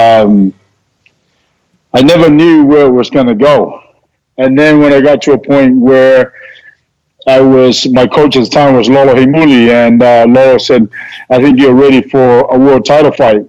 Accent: Auckland, New Zealand; We were raised in Auckland

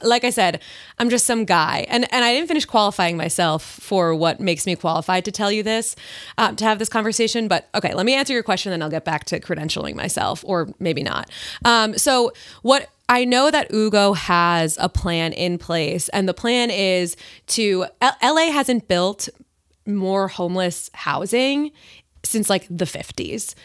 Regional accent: Long Island, New York, United States; moved away; I grew up on Long Island

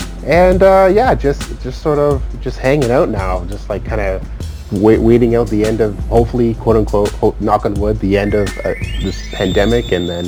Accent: Toronto, Ontario, Canada; I was born and raised in Toronto. I've lived here pretty much my whole life.

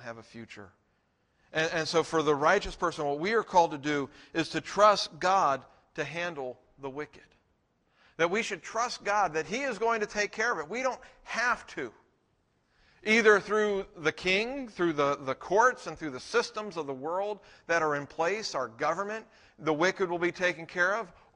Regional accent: United States; we are Americans

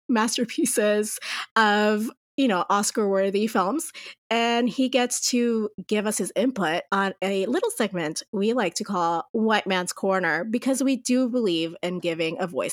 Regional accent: Puerto Rico; moved away as an adult; now in New Mexico, United States; But as you said, I grew up in Puerto Rico. I actually lived in Puerto Rico up until I was 24 years old. And then I moved to New Mexico to do my master's degree in literature.

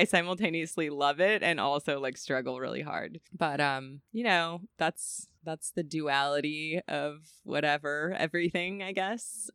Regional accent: California, United States; I'm from California

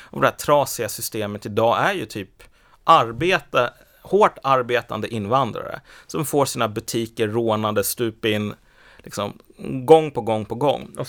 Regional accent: Iraq; den här personen, han kommer från Kurdistan och jag kommer från Irak, vi är samma sak.

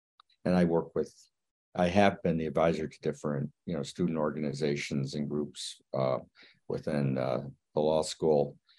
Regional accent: New York, United States; moved away as an adult; also born or lived in Japan; now in North Carolina, United States; I'm a Korean American. I guess that's the most relevant thing to this discussion. I grew up in New York and have practiced law in Japan. And lived around the country, came to North Carolina about 15 years ago.

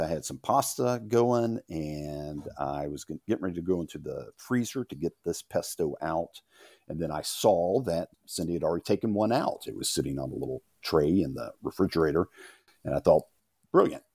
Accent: Louisiana, United States; moved away as an adult; now in Tennessee, United States; I come from Louisiana, which has a strong sense of place and identity, but I've been in Tennessee since eighty-five when I came up here after college.

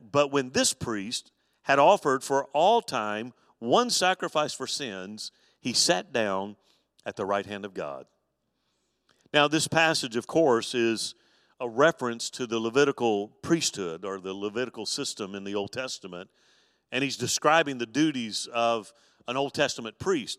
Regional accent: Mobile, Alabama, United States; when I was a boy growing up on the Gulf Coast with my, my dad

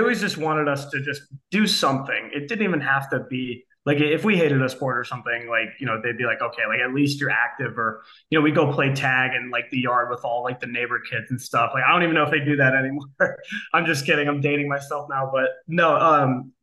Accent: Akron, Ohio, United States; now in Kent, United States; I grew up in Akron, Ohio. I now live in Kent, Ohio

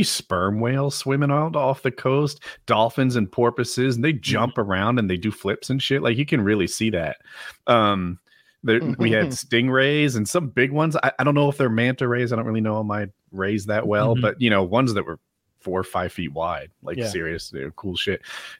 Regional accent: Ocean City, New Jersey, United States; I grew up in Ocean City, New Jersey, and it didn't really have any wildlife, or at least that's what I originally thought. You know, it's all citified, if that's a word.

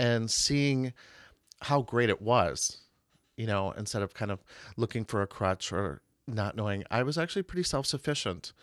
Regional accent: Marshfield, Wisconsin, United States; also born or lived in New York; I was raised in Marshfield. Uh, I went to high school there

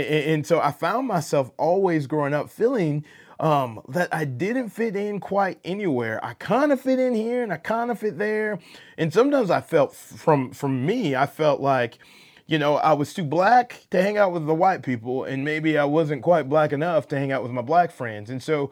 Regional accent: Atlanta, Georgia, United States; Being born and raised in Atlanta, you know, you have this accent from the South

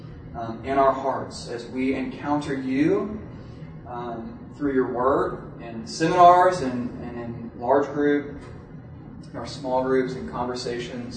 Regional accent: Kansas City, Missouri, United States; now in Kentucky, United States; I grew up in Kansas City, Missouri

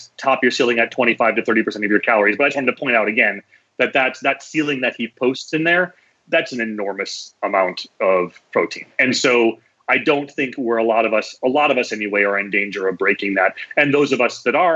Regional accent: North Dakota, United States; I grew up in North Dakota, where it's better now for fresh fruits and vegetables, but in the winter, you know, please, it's just not happening

